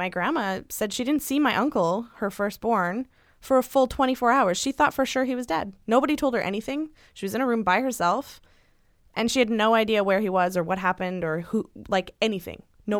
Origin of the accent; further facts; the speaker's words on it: the South, United States; I grew up in the South, and even though everyone drinks, you still get the stink eye if you are drinking.